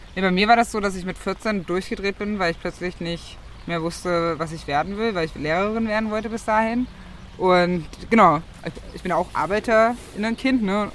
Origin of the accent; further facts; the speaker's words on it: Magdeburg, Saxony-Anhalt, Germany; moved away as an adult; also born or lived in Gardelegen; now in Berlin, Germany; Ich bin geboren 1990 in Gardelegen und aufgewachsen in Magdeburg. Wohne mittlerweile in Berlin